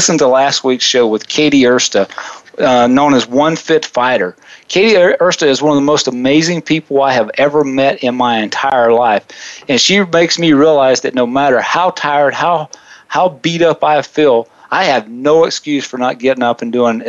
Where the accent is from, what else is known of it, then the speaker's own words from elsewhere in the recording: Southeast, United States; I grew up in the Southeast, and those of you that are 43, which is I am today